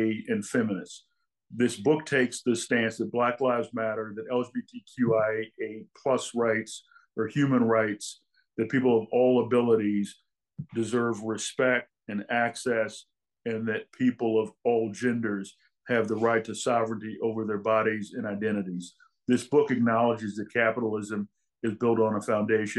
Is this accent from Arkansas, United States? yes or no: no; St. Louis, Missouri, United States; I grew up in St. Louis, Missouri, working class family